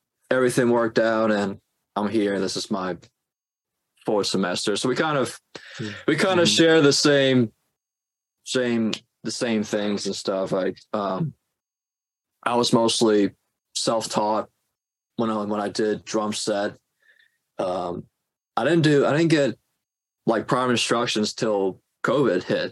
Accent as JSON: {"language": "English", "town": "New Orleans", "region": "Louisiana", "country": "United States", "moved": "as an adult", "lives_now": "Boston, United States", "said": "That's where I'm from. I'm from New Orleans"}